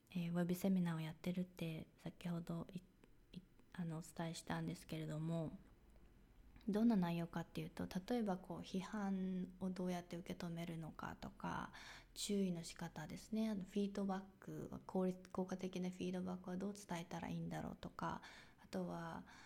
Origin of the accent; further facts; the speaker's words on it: Japan; moved away as an adult; now in United States; 生まれも育ちも日本でですでして